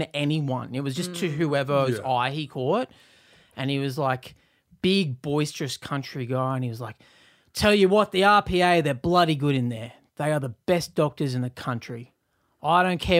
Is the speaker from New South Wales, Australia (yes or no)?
yes; Newcastle, New South Wales, Australia; now in Sydney, Australia; not that I grew up in the country, but in Newcastle